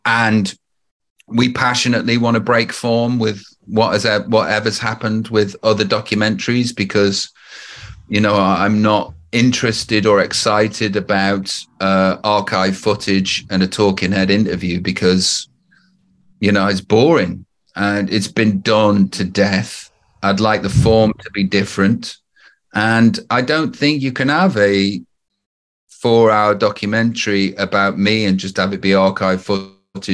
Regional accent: Stoke-on-Trent, West Midlands, United Kingdom; moved away as an adult; also born or lived in Los Angeles; I'm from Stoke-on-Trent

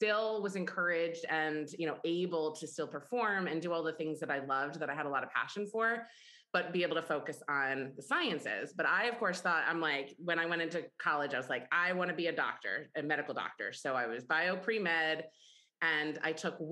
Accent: Ithaca, New York, United States; I grew up in Ithaca, New York

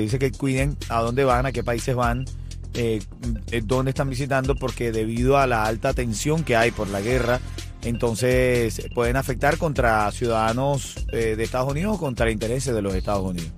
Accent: Venezuela; soy venezolano

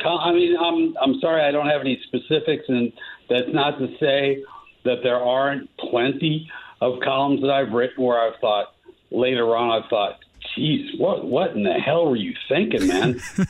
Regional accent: East Coast, United States; moved away as an adult; also born or lived in Chicago; I grew up on the East Coast. We did a couple of years in Chicago when I was in high school

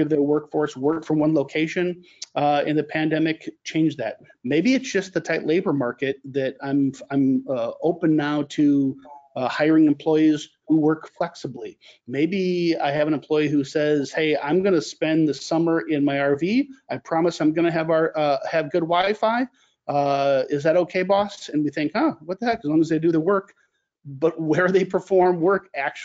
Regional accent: St. Louis, Missouri, United States; my hometown of St. Louis

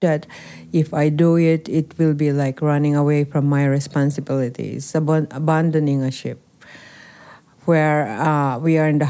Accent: Philippines; and that will be against who I am as a Filipino, a nurse, and as a person.

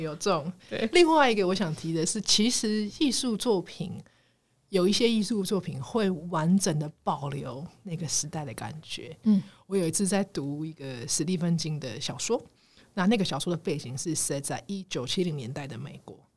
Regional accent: Taiwan; 我们台湾人

